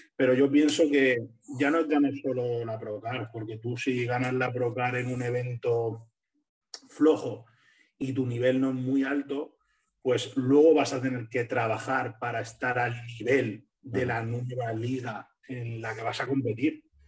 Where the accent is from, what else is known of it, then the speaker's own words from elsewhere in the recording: Alicante, Valencian Community, Spain; yo soy de Alicante